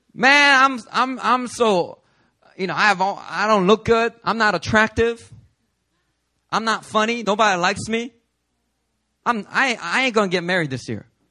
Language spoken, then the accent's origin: English; Philadelphia, Pennsylvania, United States; now in New York, United States; growing up in Philly